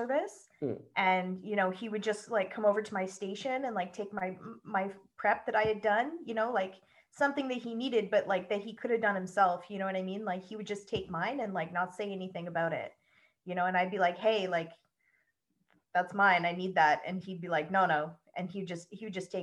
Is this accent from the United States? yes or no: no; Ontario, Canada; also born or lived in Toronto; I'm from Ontario. I grew up in a small town